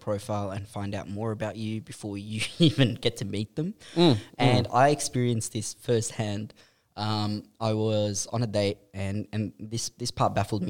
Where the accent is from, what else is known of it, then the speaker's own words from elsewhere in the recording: Melbourne, Victoria, Australia; I'm from the north